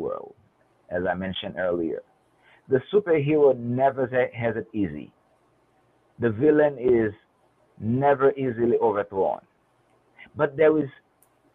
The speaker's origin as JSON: {"language": "English", "country": "Haiti", "tie": "born or raised there", "moved": "as an adult", "lives_now": "United States", "said": "my background growing up in Haiti"}